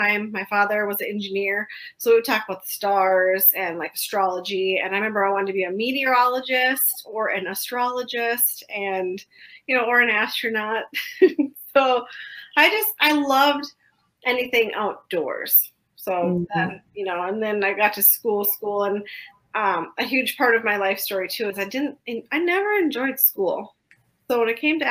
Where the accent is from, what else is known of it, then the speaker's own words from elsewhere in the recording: St. Paul, Minnesota, United States; So I'm from Minnesota, like you said. I grew up in a town called St. Paul, Minnesota, which is the capital